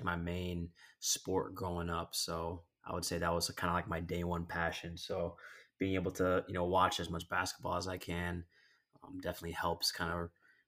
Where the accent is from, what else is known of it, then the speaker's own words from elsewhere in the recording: Philippines; I'm Filipino, so okay. I guess you can add a little bit of the Hispanic flair to it if you'd like.